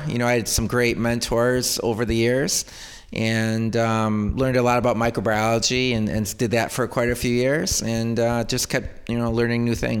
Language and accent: English; Greece, New York, United States